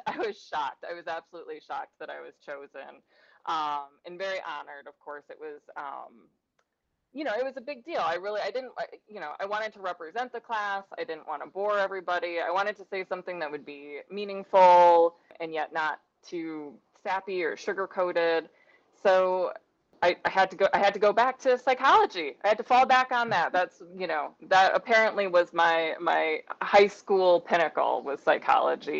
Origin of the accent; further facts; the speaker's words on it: Sturgis, United States; that's my hometown